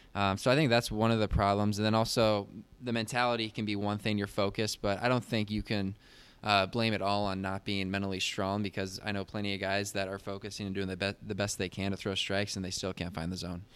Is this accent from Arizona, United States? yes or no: yes; Phoenix, Arizona, United States; also born or lived in Virginia; I'm from Phoenix, Arizona, and twenty-five years old, went to South Mountain Community College